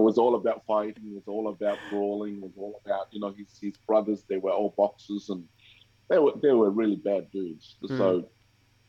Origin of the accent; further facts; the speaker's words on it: Tonga; now in Cairns, Australia; I grew up in Tonga